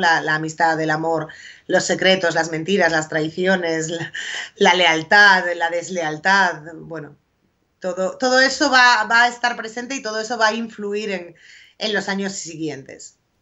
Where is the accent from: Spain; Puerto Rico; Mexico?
Spain; A Coruña, Galicia; also born or lived in Foz; yo llevo toda la vida viviendo en Coruña, pero mi familia es de Foz, de un pueblo en la costa de Lugo.